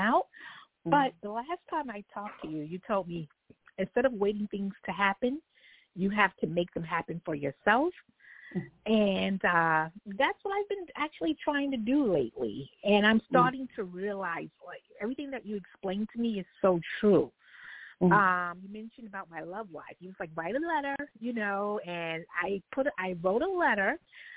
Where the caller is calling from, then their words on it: New York, United States; I'm calling from New York